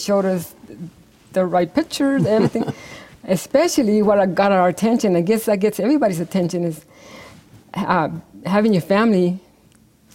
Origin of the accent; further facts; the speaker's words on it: Fresno, California, United States; moved away as an adult; now in Kuna, United States; I was born and raised in California